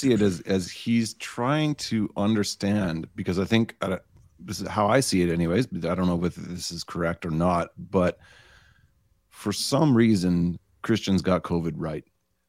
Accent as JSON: {"language": "English", "country": "Canada", "said": "I'm Canadian."}